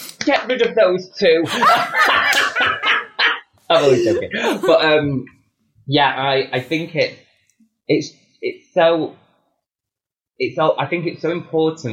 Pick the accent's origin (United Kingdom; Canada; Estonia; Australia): United Kingdom; the north of England; accent: Northern; my Northern accent